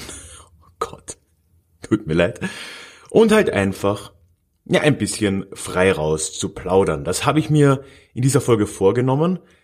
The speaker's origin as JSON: {"language": "German", "town": "Villach", "region": "Carinthia", "country": "Austria", "tie": "born or raised there", "said": "in Villach, meiner, meiner Heimatstadt"}